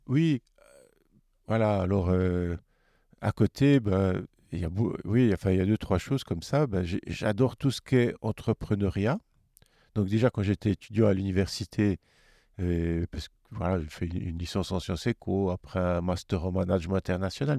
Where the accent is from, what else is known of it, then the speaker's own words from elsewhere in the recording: Neuchâtel, Switzerland; je suis de Neuchâtel